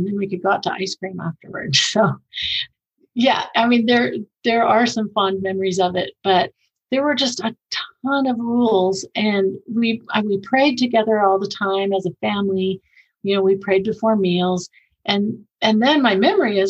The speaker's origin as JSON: {"language": "English", "area": "Bay Area", "region": "California", "country": "United States", "tie": "born or raised there", "also_born_or_lived": "Japan", "moved": "as an adult", "lives_now": "Utah County, United States", "said": "I grew up in California, so in the Bay Area, moved here after I was married"}